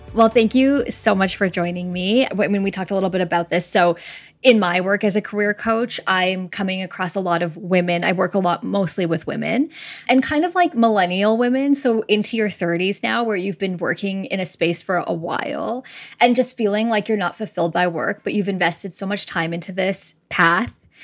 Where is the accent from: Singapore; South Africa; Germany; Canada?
Canada; Winnipeg, Manitoba; moved away; I'm originally from Winnipeg